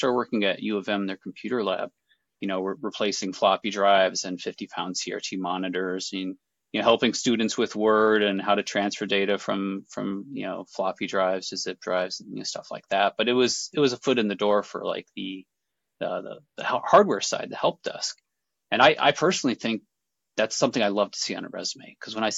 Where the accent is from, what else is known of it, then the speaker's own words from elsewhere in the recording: Detroit, Michigan, United States; now in Pacific Northwest, United States; I grew up in Detroit.